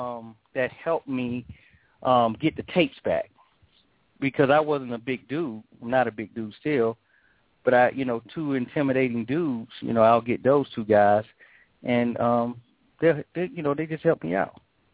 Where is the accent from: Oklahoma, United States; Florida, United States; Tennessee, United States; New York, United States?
New York, United States; When I say we, me, my cousin, you know, most of my boys, we all grew up in an apartment building in Midtown Manhattan.